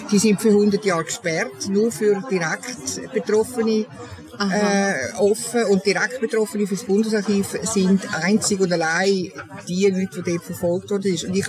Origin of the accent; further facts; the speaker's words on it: Switzerland; das Fremdsein in der Schweiz, da wo ich aufgewachsen bin